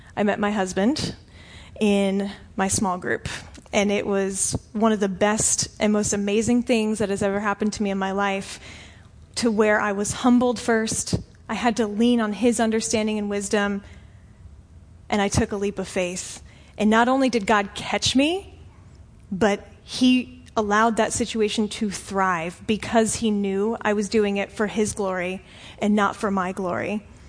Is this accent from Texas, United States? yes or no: no; Florida, United States; I'm from Florida. I've lived here for like 20 something years of my life.